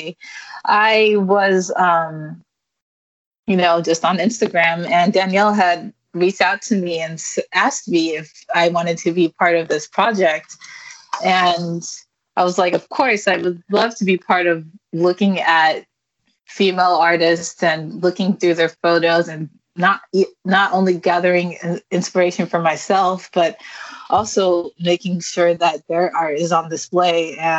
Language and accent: English; Highland, California, United States; now in San Francisco, United States; I grew up in San Bernardino